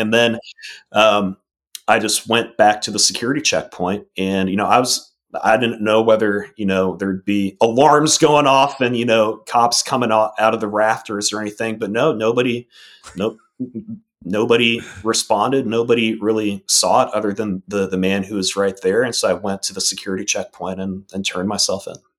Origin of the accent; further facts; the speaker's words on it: Arlington, Virginia, United States; moved away as an adult; also born or lived in Maryland; now in Mississippi, United States; I grew up in Virginia, um, and up in Arlington, Virginia